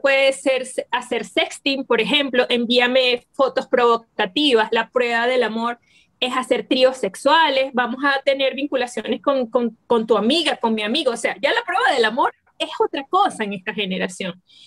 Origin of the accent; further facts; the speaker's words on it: Venezuela; aquí en Venezuela les llamamos